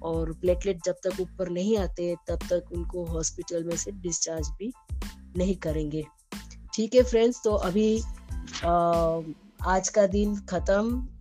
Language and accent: Hindi; Mumbai, Maharashtra, India; मैं मुंबई से हूँ